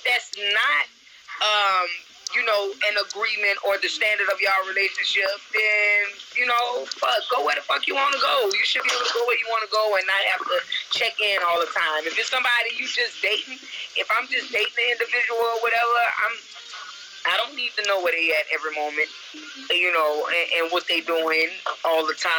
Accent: New Orleans, Louisiana, United States; I'm from New Orleans.

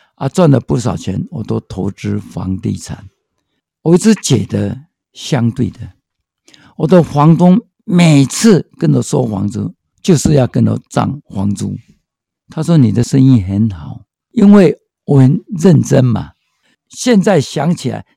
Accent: Taiwan; also born or lived in Hualien; now in Taipei, Taiwan; 生在台湾真的没有别管的权利，这里是我的家，我生在这块土地

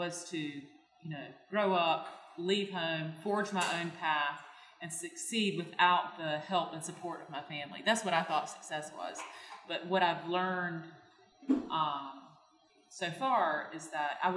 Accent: Deep Run, North Carolina, United States; I grew up in Deep Run, North Carolina. I live there now across the road from the house I grew up in.

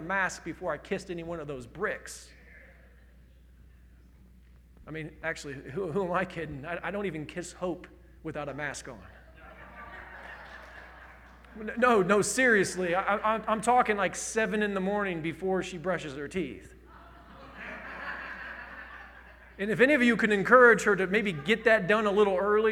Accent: Indiana, United States; I'm from Indiana.

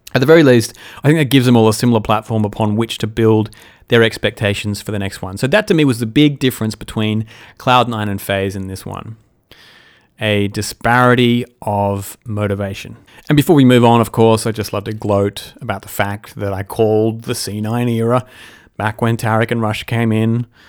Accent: Australia; as an Australian

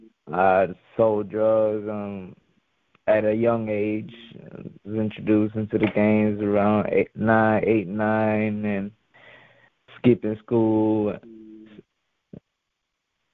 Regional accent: York, Pennsylvania, United States; moved away; also born or lived in Guayama, Puerto Rico / North Carolina / Texas; my parents moved us to York, Pennsylvania, when we came from Puerto Rico. It was roughly about like 5 or 6

